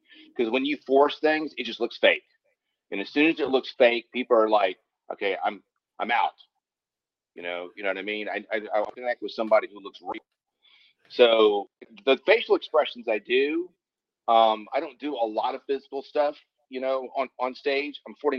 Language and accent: English; Lakewood, New Jersey, United States; born there; now in California, United States; I've been in California for over 30 years, but I was born in Lakewood, New Jersey.